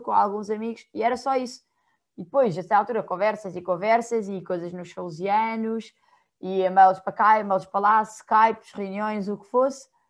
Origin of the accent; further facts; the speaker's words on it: Portugal; eu não vivo em estado nenhum, eu sou de Portugal, estou do outro lado do mundo